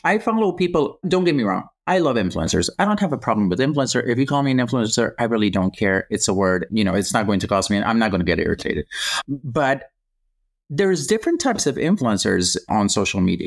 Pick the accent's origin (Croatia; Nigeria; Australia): Croatia; now in United States; I grew up in Croatia